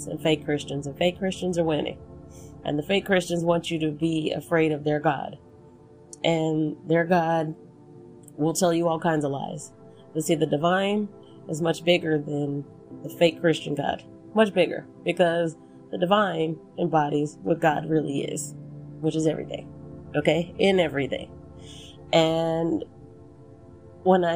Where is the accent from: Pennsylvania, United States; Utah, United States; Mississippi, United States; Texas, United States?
Texas, United States; somebody who was born and raised in Texas.